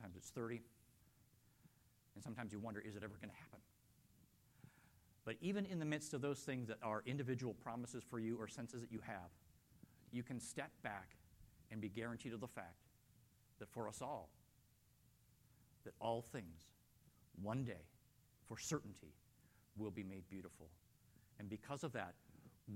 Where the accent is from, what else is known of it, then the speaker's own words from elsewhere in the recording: Canada; moved away; being Canadian